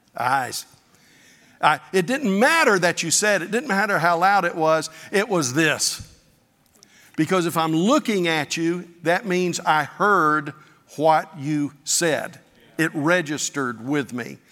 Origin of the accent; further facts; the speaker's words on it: Pensacola Beach, Florida, United States; I grew up on Pensacola Beach